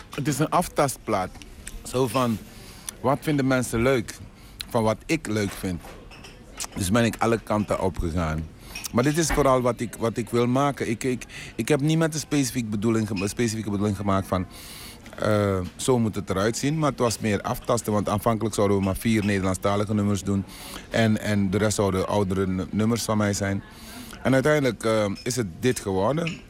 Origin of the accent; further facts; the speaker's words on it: Suriname; accent: Surinamese; moved away; also born or lived in Tilburg; ik heb toch een Surinaams accent